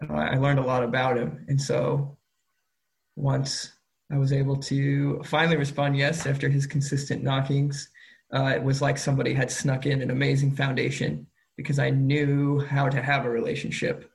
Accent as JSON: {"language": "English", "town": "Carmel", "region": "Indiana", "country": "United States", "tie": "born or raised there", "said": "I grew up in Carmel, Indiana"}